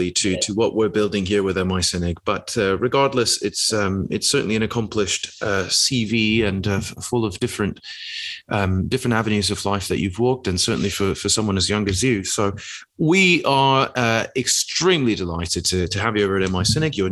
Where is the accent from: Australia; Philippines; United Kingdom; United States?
United Kingdom; being a British person, let's say, that travels abroad, and almost one of the first things that you are hit with very often